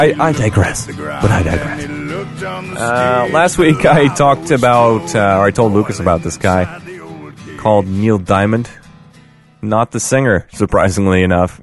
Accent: Canada; we are Canadian.

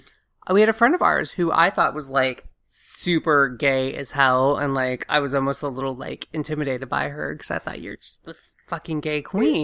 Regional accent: the South, United States; growing up in the South

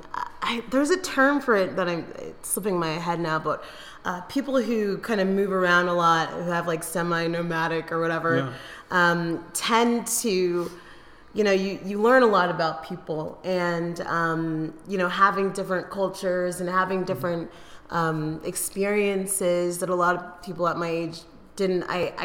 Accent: Eugene, Oregon, United States; So I moved around a lot as a kid. I consider Eugene, Oregon my hometown, but I moved across the country 3 times in my life

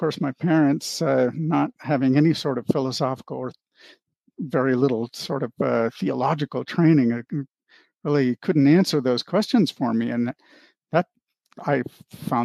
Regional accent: Anchorage, Alaska, United States; moved away as an adult; also born or lived in Bellevue, Washington; now in Ohio, United States; we went to Anchorage, Alaska, and I grew up there from the age of 7 to 18

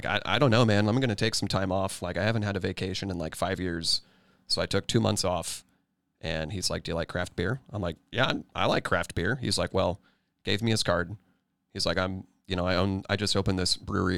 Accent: Johnson County, Kansas, United States; born or raised there

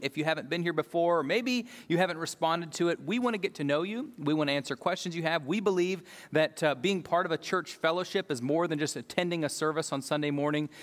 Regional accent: United States; I'm an American

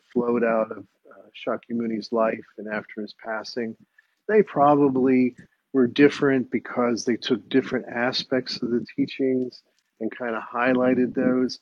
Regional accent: United States; I was raised in the United States

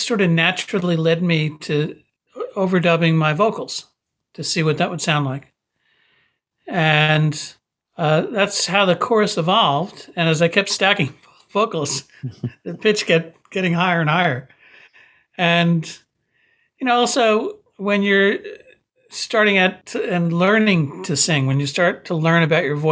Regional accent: Paramus, New Jersey, United States; the life that I grew up in Paramus

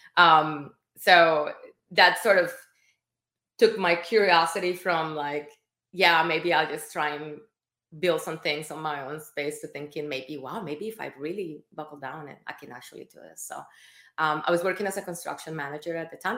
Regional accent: Colombia; moved away; I am Latin American. I'm from Colombia

